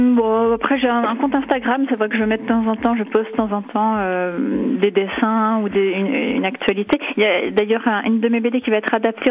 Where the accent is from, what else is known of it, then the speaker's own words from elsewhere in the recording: Dole, Bourgogne-Franche-Comté, France; moved away; c'est là où j'ai grandi, ou aussi parce que je reviens à Dole très souvent